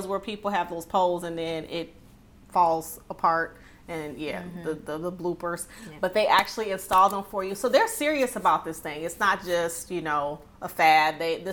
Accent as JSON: {"language": "English", "town": "Detroit", "region": "Michigan", "country": "United States", "said": "I'm from Detroit"}